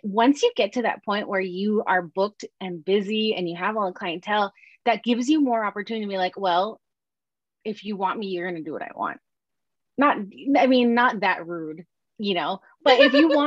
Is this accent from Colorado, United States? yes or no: no; Oahu, Hawaii, United States; moved away as an adult; And I grew up in Hawaii. Hawaii is a tiny little on Oahu, and everyone knows everybody.